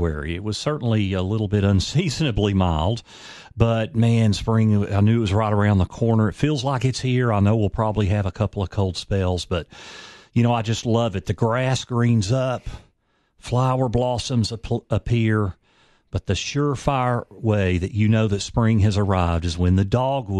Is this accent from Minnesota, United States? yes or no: no; Knoxville, Tennessee, United States; I grew up in Knoxville, out in off Alcoa Highway.